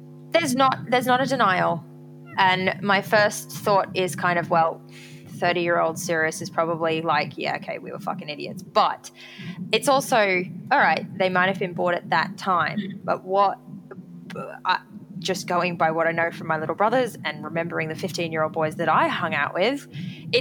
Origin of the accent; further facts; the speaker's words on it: Gold Coast, Queensland, Australia; I grew up on the Gold Coast, Australia's version of Las Vegas